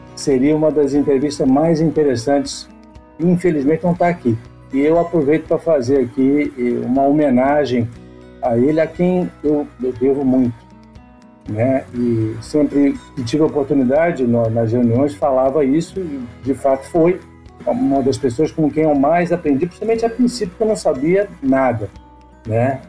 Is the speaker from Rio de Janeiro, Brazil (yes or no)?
yes; Rio de Janeiro, Brazil; eu nasci eh, no Rio e tive uma formação, embora, embora um breve período morei numa parte do Rio que eh, por cinco anos, que era considerado na época zona rural